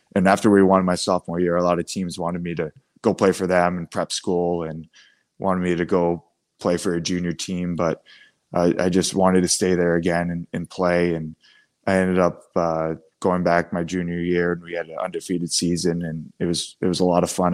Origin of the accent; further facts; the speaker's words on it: Biddeford, Maine, United States; growing up in Biddeford